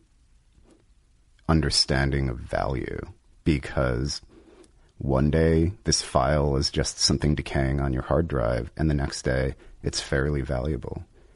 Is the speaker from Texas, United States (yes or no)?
no; Rhode Island, United States; also born or lived in New York; now in Los Angeles, United States; I'm originally from Rhode Island